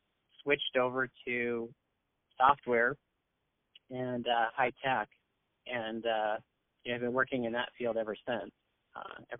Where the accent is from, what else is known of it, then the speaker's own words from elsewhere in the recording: San Francisco Bay Area peninsula, California, United States; I actually was born in San Francisco. I'm a native Bay Arean, and I grew up on the peninsula in the San Francisco Bay Area